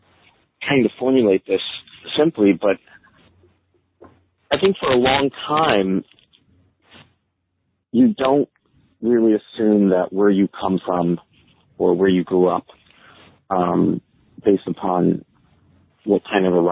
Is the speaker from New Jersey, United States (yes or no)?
yes; South Brunswick, New Jersey, United States; born or raised there; also born or lived in Staten Island, New York; now in New York City, United States